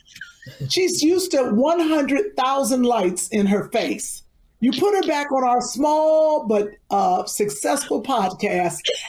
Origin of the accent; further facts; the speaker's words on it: Cleveland, Ohio, United States; I'm from Cleveland.